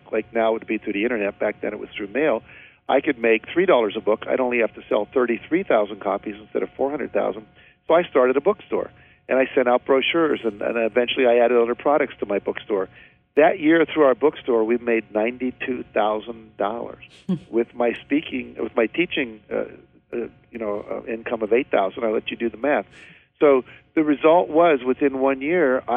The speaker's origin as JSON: {"language": "English", "region": "West Virginia", "country": "United States", "tie": "born or raised there", "said": "I grew up in West Virginia"}